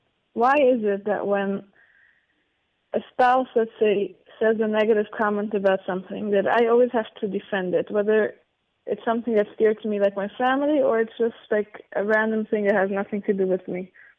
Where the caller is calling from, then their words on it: Israel; From Israel.